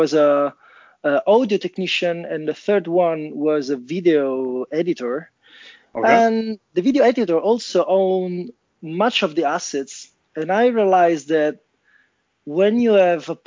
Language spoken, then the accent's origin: English; Rome, Lazio, Italy; now in Turin, Italy; I'm calling from Torino, Italia. Actually, I'm from Rome.